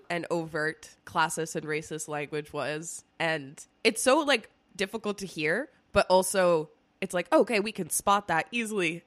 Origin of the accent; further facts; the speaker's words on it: Spain; now in United States; when I was growing up in Spain.